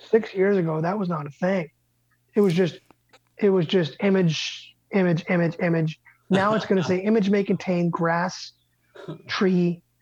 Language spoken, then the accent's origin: English; Medway, Massachusetts, United States; I grew up in Medway, Mass